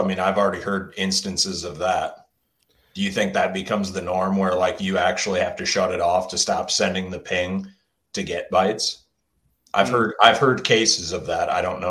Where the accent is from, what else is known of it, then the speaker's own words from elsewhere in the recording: Iowa, United States; I'm from Iowa